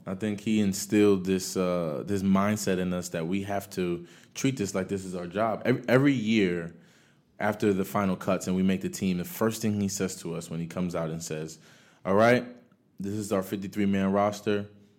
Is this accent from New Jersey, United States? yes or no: yes; Paterson, New Jersey, United States; I came from Paterson, New Jersey, where my mother just made enough for us to, you know, buy a home and move out.